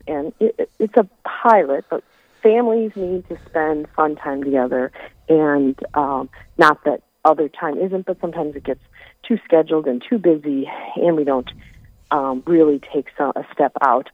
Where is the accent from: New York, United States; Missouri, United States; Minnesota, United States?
Minnesota, United States; the Northland; we're from the Northland, so that's how we do things up here